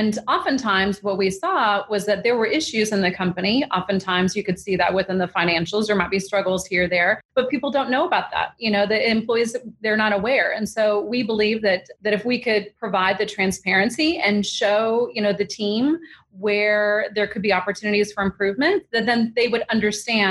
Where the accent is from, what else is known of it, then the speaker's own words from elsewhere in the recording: Hawaii, United States; moved away; when I was growing up in Hawaii in elementary school